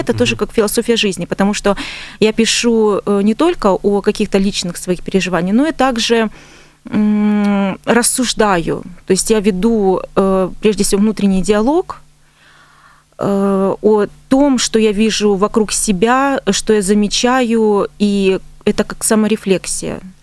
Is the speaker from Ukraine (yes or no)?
yes; Donbas, Ukraine; moved away as an adult; now in Stavropol Krai, Russia; я с Донбасса